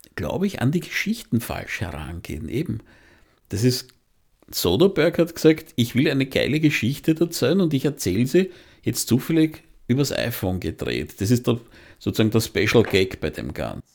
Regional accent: Austria; bei uns in Österreich

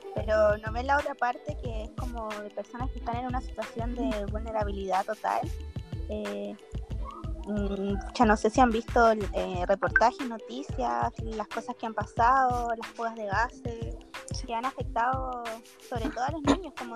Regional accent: Colina, Santiago Metropolitan Region, Chile; Yo soy eh, de Colina

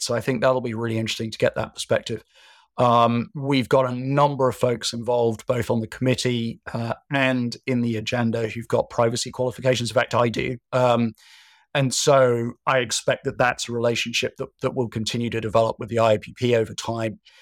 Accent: United Kingdom; being British

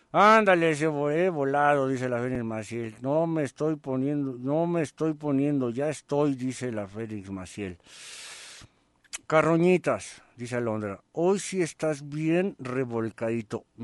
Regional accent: Tijuana, Baja California, Mexico; now in Sacramento, United States; Yo soy de Tijuana, Baja California y radico en Salimar, en Sacramento.

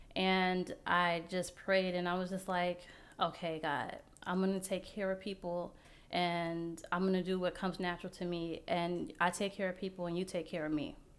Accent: Las Vegas, Nevada, United States; now in Baltimore-Washington metro area, United States; I'm from Las Vegas

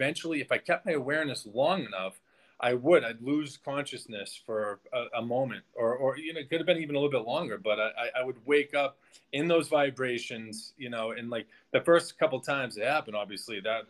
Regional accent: Boston, Massachusetts, United States; moved away as an adult; now in Mexico; I'm from Boston, Mass.

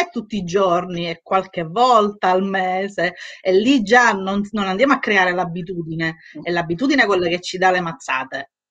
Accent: Sicily, Italy; io sono siciliana, quindi il mangiare, guai chi me lo tocca il mangiare

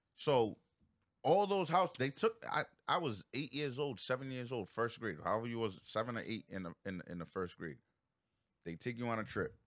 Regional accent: Providence, Rhode Island, United States; I grew up on the East Side

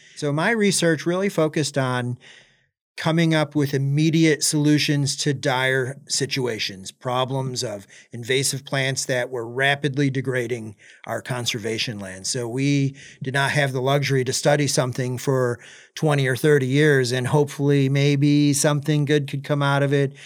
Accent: Alma, Michigan, United States; moved away as an adult; also born or lived in Maui, Hawaii; now in Gainesville, United States; I was born and raised in Michigan, uh, from Elma, Michigan, which is right in the middle of the mitten

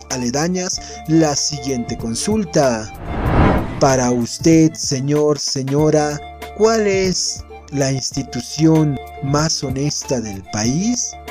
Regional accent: Bolivia

